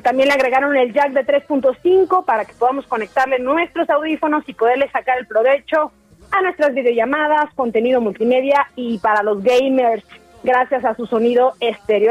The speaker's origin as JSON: {"language": "Spanish", "region": "Chiapas", "country": "Mexico", "said": "Sigo aquí en mi tierra Chiapas, aquí en Casa Cafeólogo, ubicado en San Cristóbal de las Casas"}